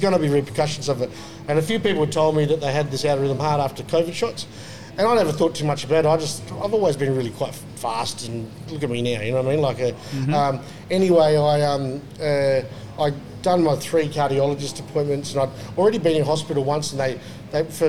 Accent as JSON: {"language": "English", "town": "Onslow", "region": "Western Australia", "country": "Australia", "tie": "born or raised there", "moved": "yes", "lives_now": "Perth, Australia", "said": "I grew up in Onslow"}